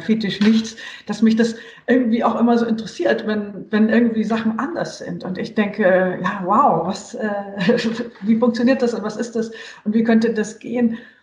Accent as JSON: {"language": "German", "country": "Germany", "tie": "born or raised there", "also_born_or_lived": "Munich, Bavaria / Hesse / Saarland", "said": "ich bin aus Westdeutschland, aus München und in Hessen und im Saarland aufgewachsen"}